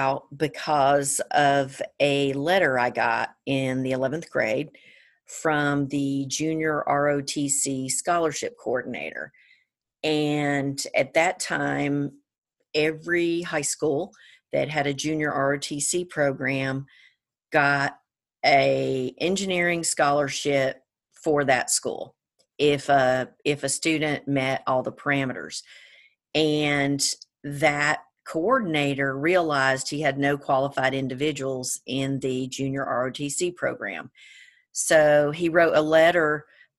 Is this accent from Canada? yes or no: no; Georgia, United States; now in California, United States; I'm originally from Georgia